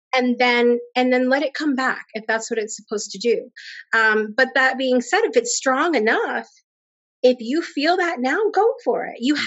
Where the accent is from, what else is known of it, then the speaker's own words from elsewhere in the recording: Connecticut, United States; moved away as an adult; now in Alabama, United States; I grew up in Connecticut. Um, and I currently live down in Alabama